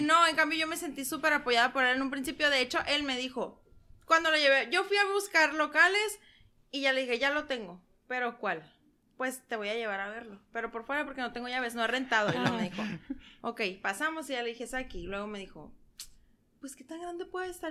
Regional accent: San Luis Río Colorado, Sonora, Mexico; soy originaria de San Luis de Colorado

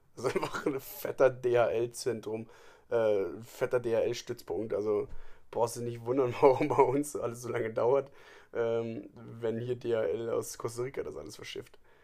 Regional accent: Germany; bei uns in Deutschland

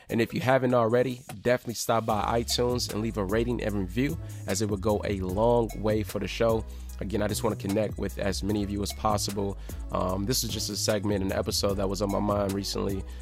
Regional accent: Detroit, Michigan, United States; my hometown, my city.

